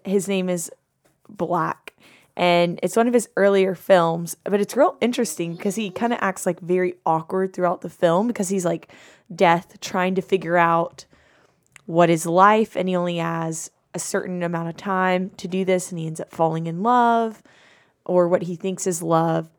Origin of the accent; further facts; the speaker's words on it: Madison, Georgia, United States; I'm from Madison, Georgia.